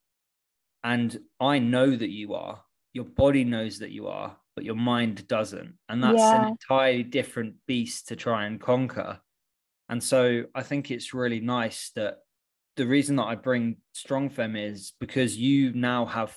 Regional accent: Yorkshire and the Humber, United Kingdom; now in London, United Kingdom; I grew up out in the sticks up in Yorkshire

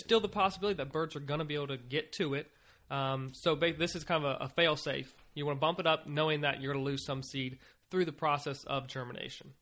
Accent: Virginia, United States; moved away; I was from Virginia

